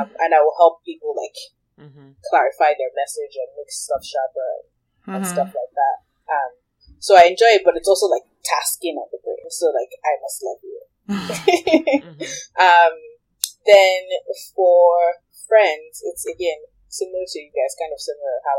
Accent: Nigeria; moved away as an adult; I grew up in Nigeria, but I went away to college

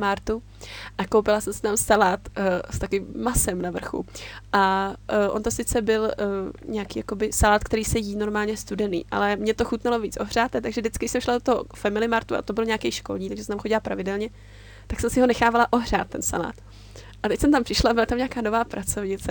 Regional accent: Czechia; moved away as an adult; also born or lived in Japan; Já jsem tam přijela jako takový ten typický Čech

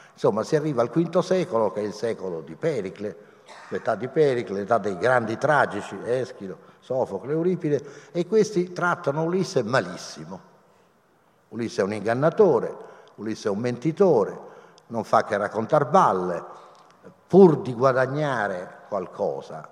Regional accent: Rome, Lazio, Italy; io sono romano

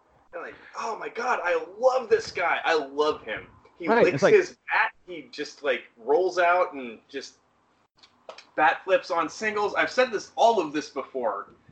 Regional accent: Denver, Colorado, United States; born or raised there

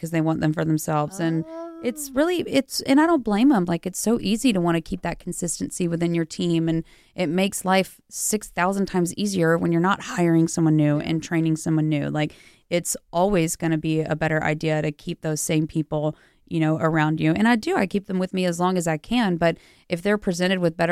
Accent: Rockdale, Texas, United States; moved away as an adult; also born or lived in Lubbock, Texas; now in Los Angeles, United States; I'm from a little village in Texas. It's called Rockdale

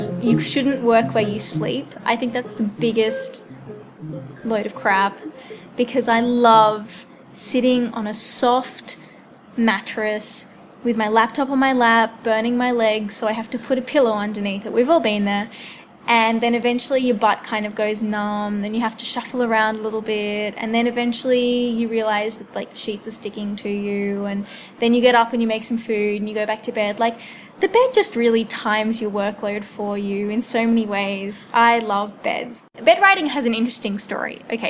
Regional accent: Wentworth Falls, New South Wales, Australia; now in Canberra, Australia; I am currently living in Canberra, but I'm originally from the Blue Mountains, up the top of the mountains, in the lovely Wentworth Falls.

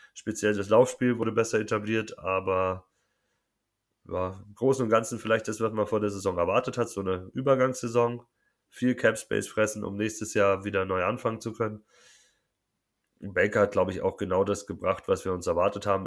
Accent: Munich, Bavaria, Germany; Ich komme aus München

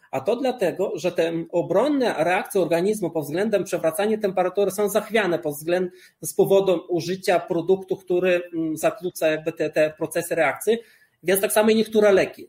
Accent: Lithuania; moved away; Ja urodziłem się na Litwie i chciano mnie zabrać do wojska radzieckiego

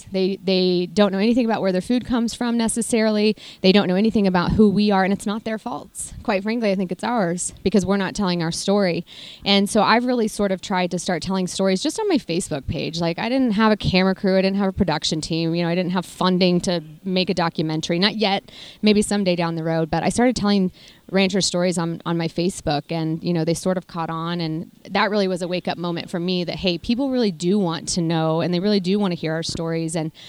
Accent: Kansas, United States; now in Texas, United States; Yeah, so I grew up, my mom and dad, we had a small cow-calf operation. My grandparents have a large cow-calf operation in the Flint Hills of Kansas.

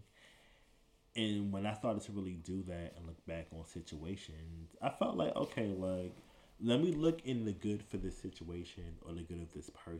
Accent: New York City, New York, United States; moved away as an adult; also born or lived in Buffalo, New York / Washington, D.C.; I'm originally from Brooklyn, East New York

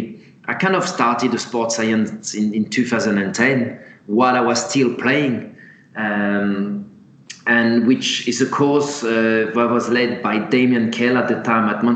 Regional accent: France; moved away as an adult; now in England; starting in France, which is my home country, moving across to England in my early 20s

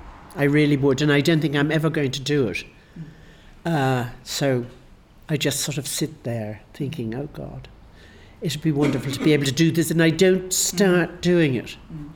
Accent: Ireland; Well, it does to me, because I'm Irish.

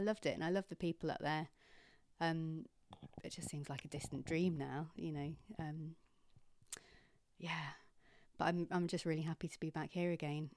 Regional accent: Kingsand, South West England, United Kingdom; moved away as an adult; also born or lived in Bradford / London; I grew up in Kingsand.

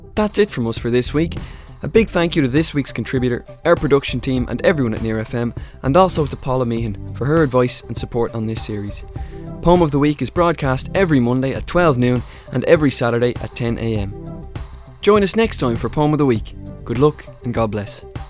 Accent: Ireland; for us as an Irish people

